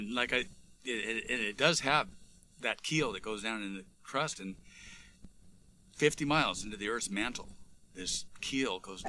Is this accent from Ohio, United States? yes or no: no; Pomona, California, United States; born there; We have a nickname, and I mean, I was born in Pomona, so I can say it, Poor Mona.